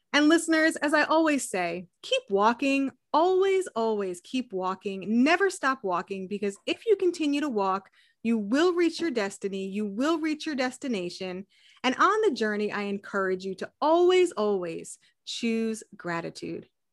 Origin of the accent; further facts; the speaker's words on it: New England, United States; moved away; I grew up in New England